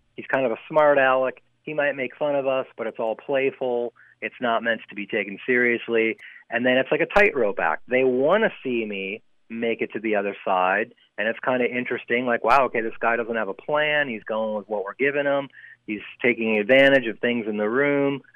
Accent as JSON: {"language": "English", "town": "Chicago", "region": "Illinois", "country": "United States", "also_born_or_lived": "Los Angeles", "moved": "yes", "lives_now": "San Francisco, United States", "said": "I didn't grow up here. No, I'm I'm a, I'm a transplant. Uh, I came from Chicago originally"}